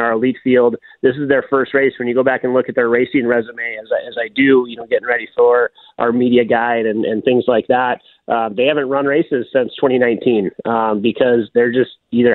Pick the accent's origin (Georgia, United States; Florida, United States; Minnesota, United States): Minnesota, United States; Duluth; I'm from Duluth. And so I've gotten the chance to grow up around Grandma's Marathon